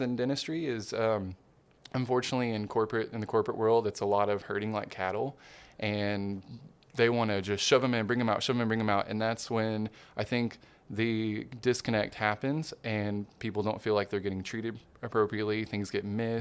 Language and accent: English; Hot Springs, Arkansas, United States; moved away; also born or lived in Little Rock, Arkansas / Memphis, Tennessee; I was born and raised Hot Springs, Arkansas